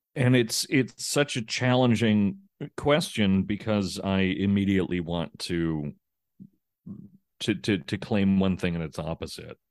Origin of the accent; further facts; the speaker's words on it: United States; as an American